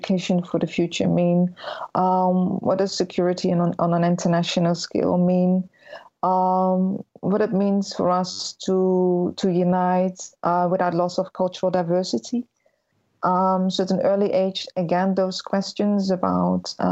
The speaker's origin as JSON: {"language": "English", "country": "Netherlands", "tie": "born or raised there", "said": "I was born in the Netherlands and raised in the Netherlands."}